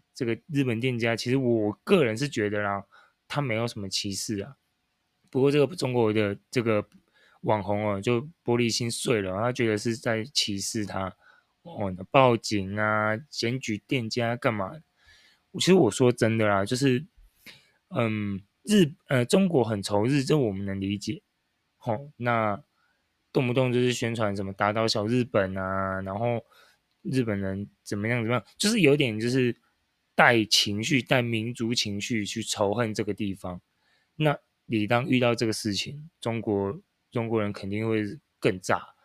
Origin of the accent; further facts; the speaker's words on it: Taiwan; 我们台湾人